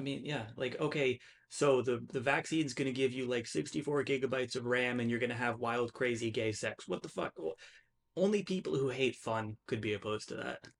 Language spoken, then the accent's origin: English; United States; I'm an American.